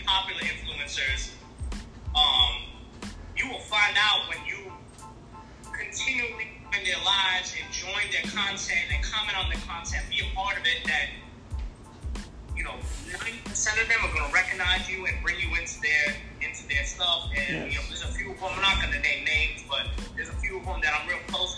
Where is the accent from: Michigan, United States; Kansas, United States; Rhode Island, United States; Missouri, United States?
Rhode Island, United States; Providence; moved away as an adult; also born or lived in the South (US); now in US South; I'm actually from Providence, Rhode Island, originally.